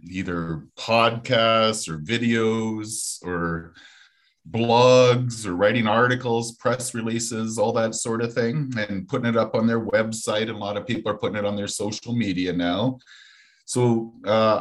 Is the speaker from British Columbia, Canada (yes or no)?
no; Saskatchewan, Canada; moved away as an adult; also born or lived in Toronto; I'm a Saskatchewan boy, born and raised in Saskatchewan, and moved out to Toronto as a young guy in the late 1980s